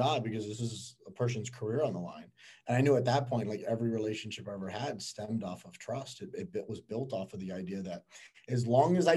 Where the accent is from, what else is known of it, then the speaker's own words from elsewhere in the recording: Miami, Florida, United States; born and raised in Miami.